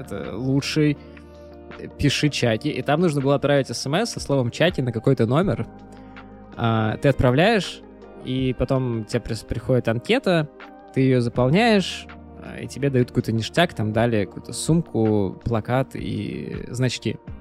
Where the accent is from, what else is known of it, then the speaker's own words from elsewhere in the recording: Saint Petersburg, Russia; мы оба родились, э, в Санкт-Петербурге